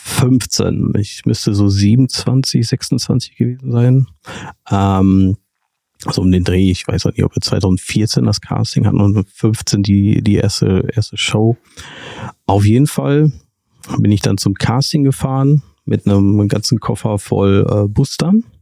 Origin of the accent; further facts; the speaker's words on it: Castrop-Rauxel, North Rhine-Westphalia, Germany; Ich komme aus dem wunderschönen Kassel-Rauxel neben Dortmund.